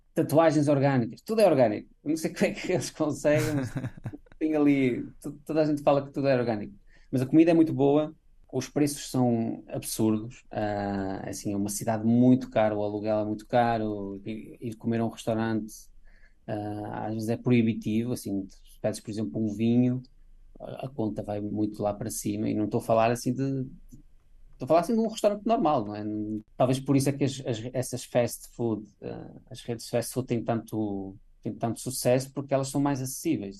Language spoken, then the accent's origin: Portuguese; Portugal; also born or lived in Brazil; now in Los Angeles, United States; eu nasci em Portugal, eu fui feito como português